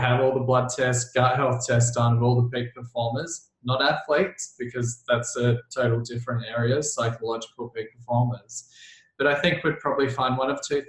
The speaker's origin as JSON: {"language": "English", "town": "Melbourne", "region": "Victoria", "country": "Australia", "said": "I'm from Melbourne, Australia, which is like the coffee capital of the world."}